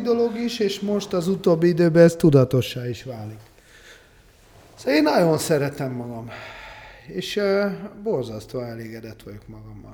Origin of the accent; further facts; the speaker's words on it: Budapest, Hungary; mi akkor voltunk fiatalok, és abban a közegben mozogtunk, ami hát na, akkor nagyon kemény gangster világ volt Budapesten